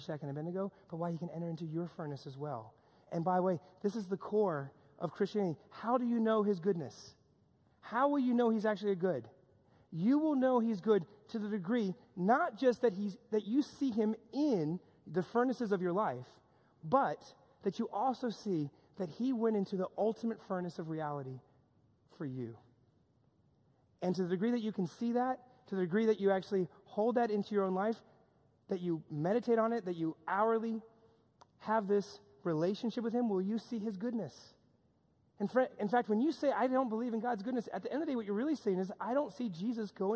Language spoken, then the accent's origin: English; New York, United States; a lot of my friends that I grew up with here in New York